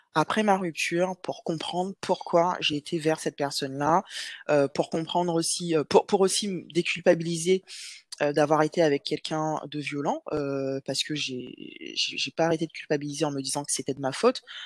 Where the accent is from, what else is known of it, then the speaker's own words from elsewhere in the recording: Guadeloupe; moved away as an adult; also born or lived in Metropolitan France; now in France; je suis guadeloupéenne. Donc, j'ai vécu en Guadeloupe jusqu'à mes 18 ans et ensuite, je suis venue en France métropolitaine